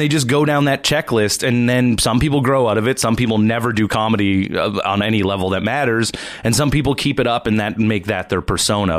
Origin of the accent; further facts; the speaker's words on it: East Coast, Canada; now in Toronto, Canada; I'm from the East Coast